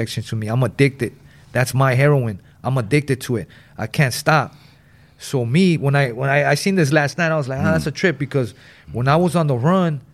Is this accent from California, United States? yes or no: yes; Los Angeles, California, United States; growing up in West Adams